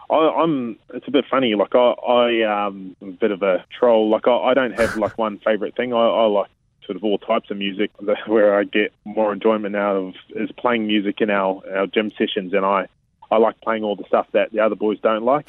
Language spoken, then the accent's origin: English; Hastings, Hawke's Bay, New Zealand; I grew up in a little place called Waipatu. It's it's in Hastings in, in Hawke's Bay